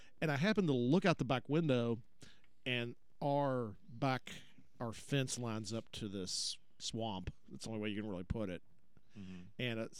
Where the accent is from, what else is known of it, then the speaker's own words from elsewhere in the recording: Louisville, Kentucky, United States; when growing up in Louisville, you never saw deer.